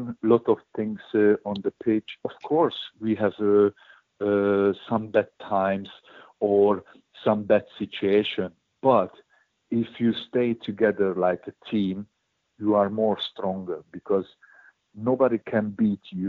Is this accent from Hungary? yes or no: yes; Hungary; born or raised there; English is a second language